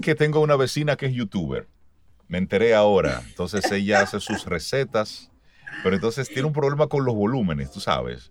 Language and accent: Spanish; Dominican Republic; como ciudadano dominicano